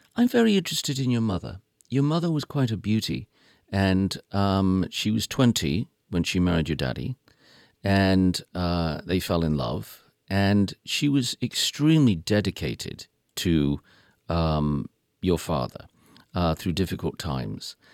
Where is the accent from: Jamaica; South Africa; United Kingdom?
United Kingdom; I am British